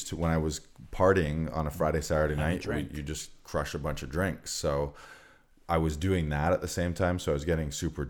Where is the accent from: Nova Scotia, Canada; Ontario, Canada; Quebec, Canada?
Ontario, Canada; Orillia; moved away as an adult; also born or lived in London, Ontario; I'm not from Barrie. I'm from Orillia